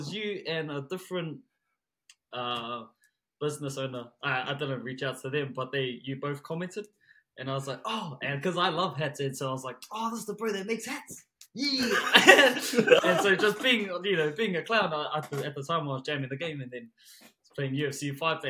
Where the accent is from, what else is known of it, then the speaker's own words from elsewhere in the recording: Auckland, New Zealand; moved away as an adult; also born or lived in Papamoa, Tauranga; now in Tauranga, New Zealand; I'm originally from South Auckland, Manurewa, but I've recently moved down here to Papamoa, Tauranga